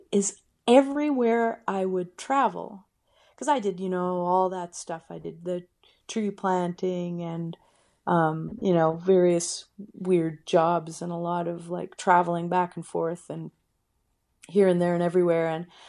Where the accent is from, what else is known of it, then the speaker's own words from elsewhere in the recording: Kelowna, British Columbia, Canada; also born or lived in Windsor, Canada; I was born in Windsor, Ontario, but I grew up out west in Kelowna.